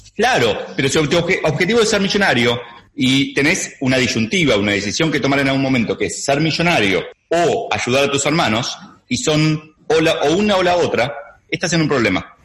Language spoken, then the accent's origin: Spanish; Argentina; ya es evidente que soy argentino